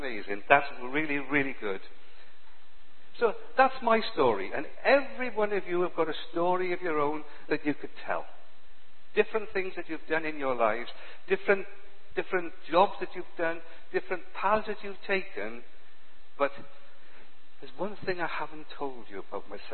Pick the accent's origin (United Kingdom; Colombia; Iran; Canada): United Kingdom; Cardiff, Wales; I was born in Cardiff in 1947